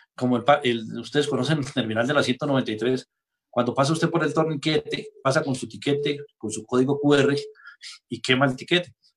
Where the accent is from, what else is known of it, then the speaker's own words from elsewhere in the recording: Boyacá, Colombia; nosotros, digamos, los boyacenses